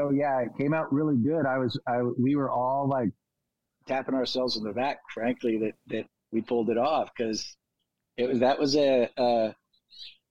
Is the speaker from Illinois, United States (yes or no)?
no; California, United States; we're from California